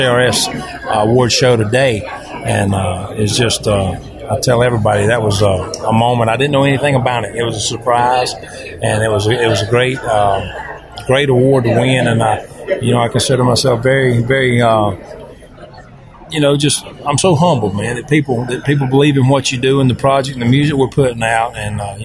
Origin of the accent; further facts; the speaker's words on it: the South, United States; I'm from the South, grew up in the South, farming peanuts and cattle and hunting deer, fishing right there on the Chocktahatchee River